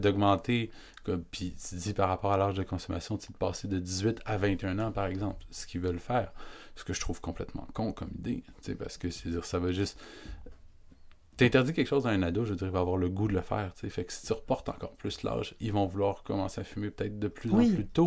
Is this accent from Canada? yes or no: yes; Quebec, Canada; nous, on est Québécois